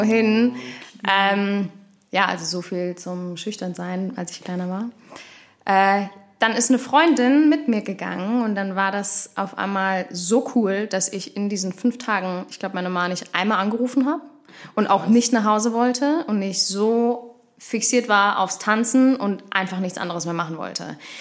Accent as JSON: {"language": "German", "town": "Kirchhasel", "region": "Hesse", "country": "Germany", "tie": "born or raised there", "said": "ich komme ja eigentlich gebürtig aus Kirchhasel"}